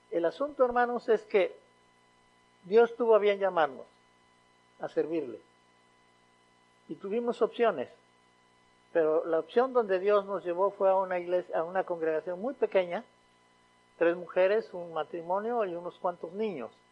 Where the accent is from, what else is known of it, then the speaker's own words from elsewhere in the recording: Mexico; moved away as an adult; allá por 1996, mi esposa, mi hija Abigail y yo llegamos a esta ciudad, viniendo de México.